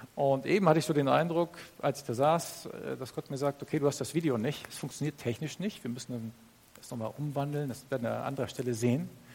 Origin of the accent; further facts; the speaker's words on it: Northern Germany, Germany; Ich komme aus Norddeutschland. Ich bin aufgewachsen als Bauerssohn.